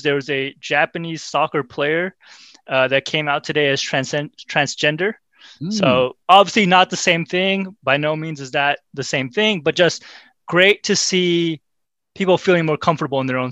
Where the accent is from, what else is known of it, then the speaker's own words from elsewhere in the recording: Pakistan; also born or lived in Central Valley, California; now in United States; I grew up in Pakistan and I went to college in the Central Valley.